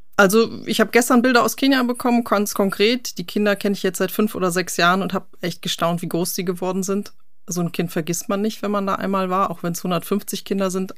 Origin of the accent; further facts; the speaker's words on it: North Rhine-Westphalia, Germany; moved away; Ich bin ja ursprünglich auch Westfale